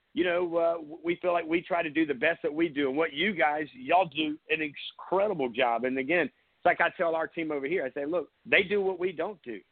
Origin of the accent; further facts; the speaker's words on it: Myrtle Beach, South Carolina, United States; I'm originally from Myrtle Beach